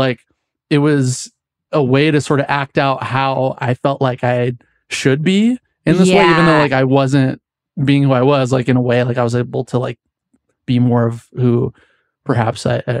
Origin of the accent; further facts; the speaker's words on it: Healdsburg, California, United States; I grew up in Healdsburg, which is this like small wine country town, which is super bougie now. But when I was a kid, it was like no one knew where it is. It's, you know, there's not that many Black people there